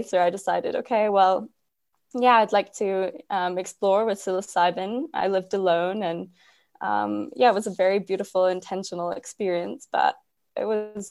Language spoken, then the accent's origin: English; Cyprus; moved away as an adult; also born or lived in Glasgow, Scotland; I grew up in Cyprus, which is a small island in the Mediterranean